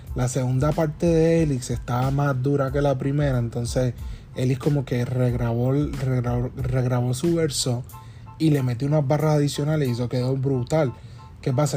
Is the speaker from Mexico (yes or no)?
no; Puerto Rico; somos boricuas que queremos sonar americano